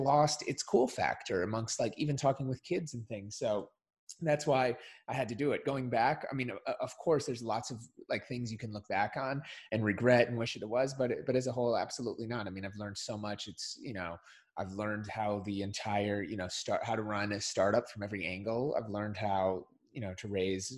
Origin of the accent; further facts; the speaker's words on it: Minnesota, United States; I grew up in Minnesota